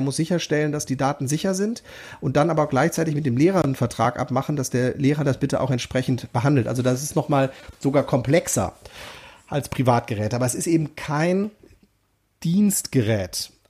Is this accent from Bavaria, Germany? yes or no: no; North Rhine-Westphalia, Germany; wir kommen beide aus NRW